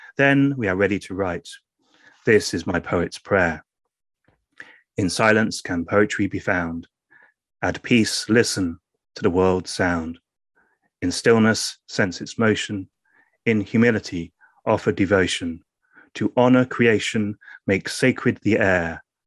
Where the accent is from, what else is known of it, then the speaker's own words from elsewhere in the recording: England, United Kingdom; first language English; being English